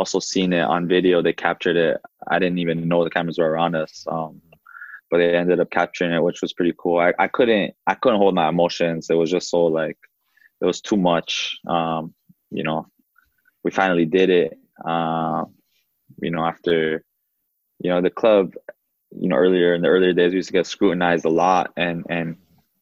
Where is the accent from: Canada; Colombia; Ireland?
Canada; Toronto, Ontario; also born or lived in Uruguay; to play for my hometown